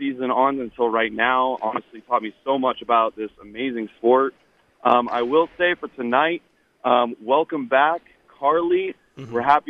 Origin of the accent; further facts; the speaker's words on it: East Coast, United States; now in Las Vegas, United States; I'm from the East Coast